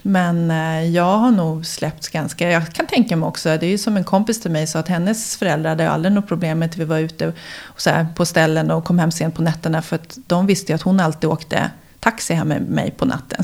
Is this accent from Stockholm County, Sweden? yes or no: yes; Huddinge, Stockholm County, Sweden; also born or lived in Älvsjö, Stockholm / Hammarby sjöstad, Stockholm; Jag är uppvuxen i Fullersta som ligger i Huddinge